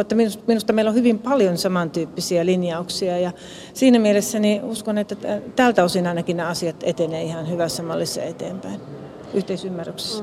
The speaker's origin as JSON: {"language": "Finnish", "town": "Lappeenranta", "region": "South Karelia", "country": "Finland", "said": "tulen Etelä-Karjalasta Lappeenrannasta"}